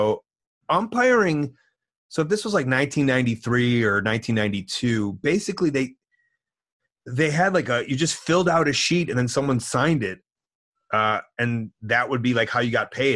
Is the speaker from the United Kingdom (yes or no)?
no; Deerfield, United States; I'm from Deerfield